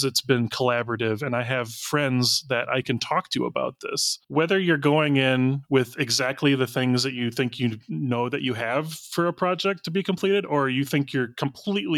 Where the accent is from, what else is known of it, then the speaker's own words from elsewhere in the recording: United States; I'm an American